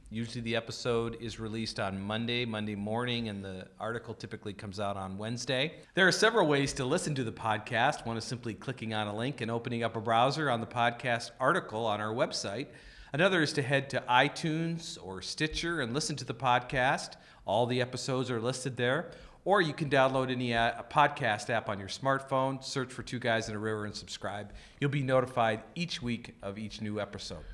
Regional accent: the West, United States; growing up in the West and sp-, spending all my learning years in the West

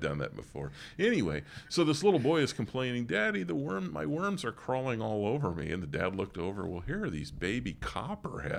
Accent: Morris, Pennsylvania, United States; moved away; where we used to live, uh, growing up near Morris, Pennsylvania

